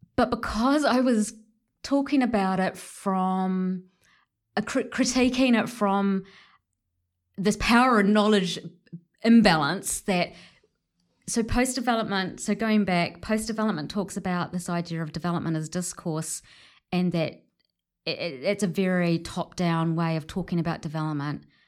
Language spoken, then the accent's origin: English; New Zealand; my positionality as a Pakeha, you know, um, a middle-class Pakeha, New Zealander